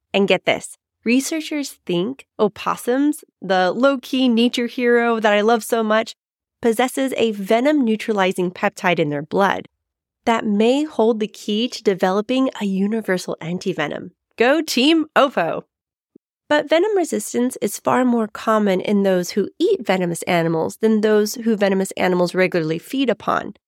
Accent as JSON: {"language": "English", "town": "San Diego", "region": "California", "country": "United States", "tie": "born or raised there", "said": "my hometown, San Diego, California"}